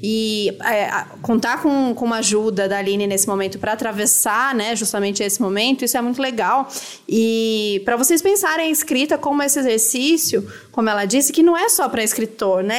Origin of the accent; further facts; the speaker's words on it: Brazil; se a gente é brasileiro e a gente tá vivo aqui